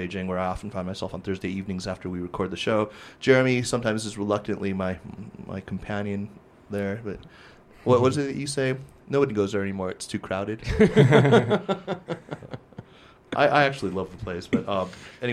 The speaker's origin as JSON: {"language": "English", "country": "United States", "tie": "born or raised there", "moved": "yes", "lives_now": "China", "said": "growing up in America"}